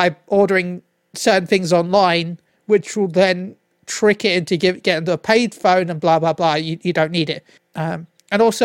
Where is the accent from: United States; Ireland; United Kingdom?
United Kingdom; I'm British